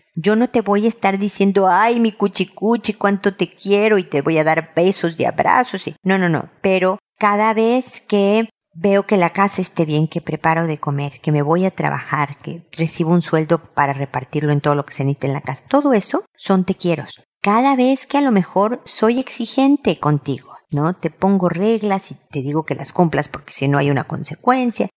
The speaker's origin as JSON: {"language": "Spanish", "country": "Mexico", "said": "como dicen en mi tierra, México"}